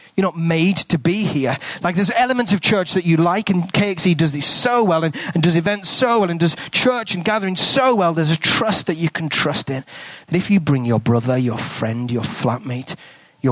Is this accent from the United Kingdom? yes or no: yes; England, United Kingdom; accent: English; moved away as an adult; now in New Zealand; I've got an English accent. I'm not a Kiwi